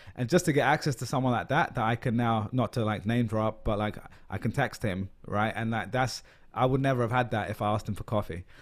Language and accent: English; London, United Kingdom; moved away as an adult; now in New York, United States; I'm a Londoner